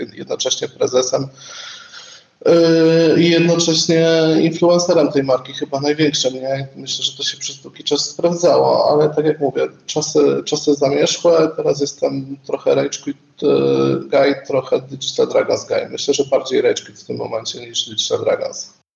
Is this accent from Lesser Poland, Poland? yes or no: yes; Kraków, Lesser Poland, Poland; Jestem z Krakowa i całe moje życie zawodowe też się kręci e, w Krakowie